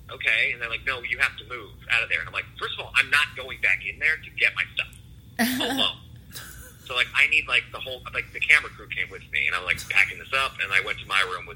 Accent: Cleveland, Ohio, United States; now in Los Angeles, United States; I was born in Cleveland

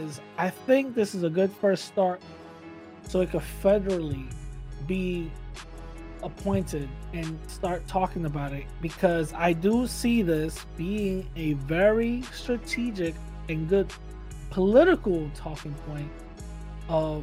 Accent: New York City, New York, United States; I grew up in East 178 and East Tremont

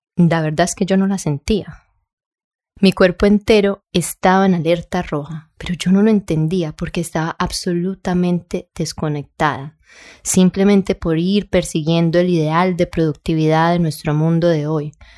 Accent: Colombia; yo soy colombiana

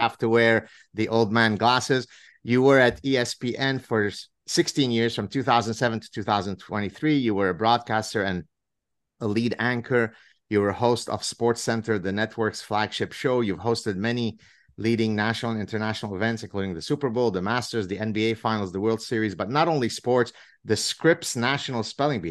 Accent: Lebanon; English is a second language; moved away; I grew up in Lebanon

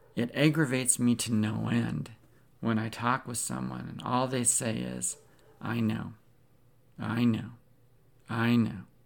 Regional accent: Pacific Northwest, United States; I grew up in the Pacific Northwest

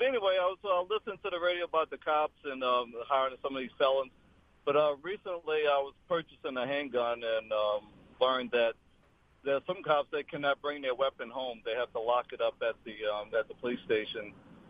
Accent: Louisiana, United States; I'm not a local, but like the guy previous to me, I'm from Louisiana

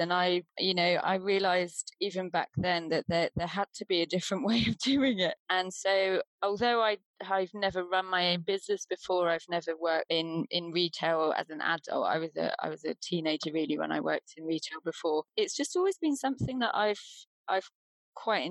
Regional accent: Deal, South East England, United Kingdom; moved away as an adult; now in Wales, United Kingdom; I grew up in Deal in Kent

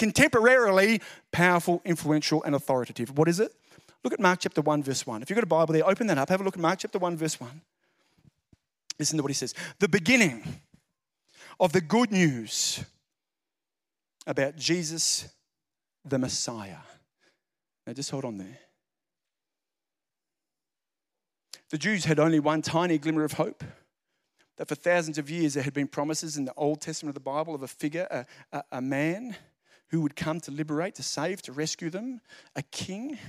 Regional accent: Central Coast, New South Wales, Australia; I'm from the Central Coast.

